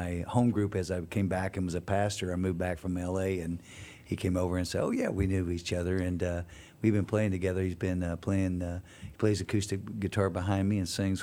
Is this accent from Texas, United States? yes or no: yes; Houston, Texas, United States; growing up in East Houston